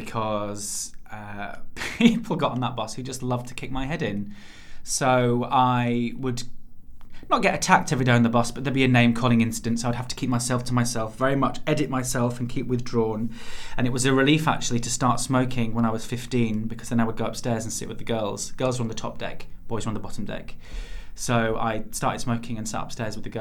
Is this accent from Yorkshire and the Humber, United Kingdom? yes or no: yes; near Bradford, Yorkshire and the Humber, United Kingdom; moved away; the town I am from is just outside Bradford, and it is not that small